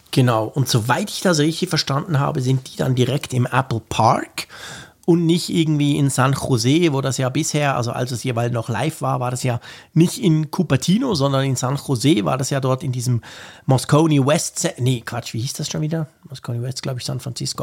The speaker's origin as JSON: {"language": "German", "country": "Switzerland", "said": "als Schweizer"}